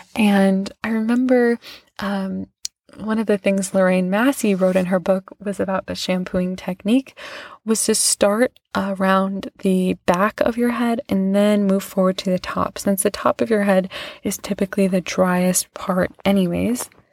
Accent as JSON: {"language": "English", "town": "Lenox", "region": "Massachusetts", "country": "United States", "tie": "born or raised there", "said": "I went to this, like, pretty fancy place where I grew up in Lenox, Massachusetts"}